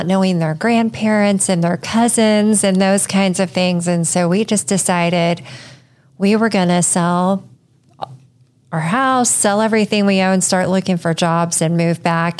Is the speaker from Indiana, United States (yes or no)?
yes; Centerville, Indiana, United States; also born or lived in Washington, D.C. / Texas; I grew up in Centerville, so not too far from Richmond